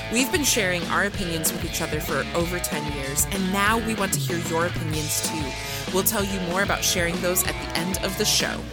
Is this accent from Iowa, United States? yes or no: yes; Iowa, United States; I am from Iowa